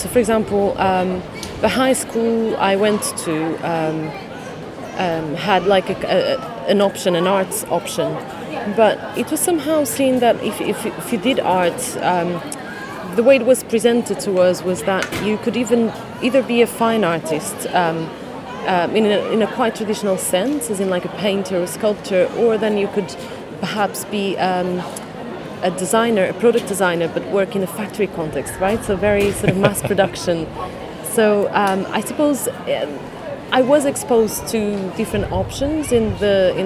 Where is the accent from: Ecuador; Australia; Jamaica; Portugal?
Portugal; Viseu; moved away; I'm from a small city called Viseu